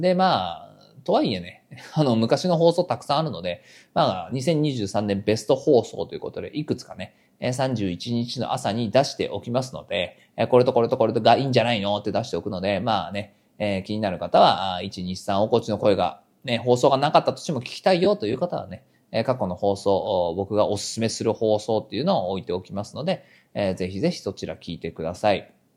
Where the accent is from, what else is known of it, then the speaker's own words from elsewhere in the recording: Nagoya, Aichi, Japan; moved away as an adult; now in Tokyo, Japan; 名古屋出身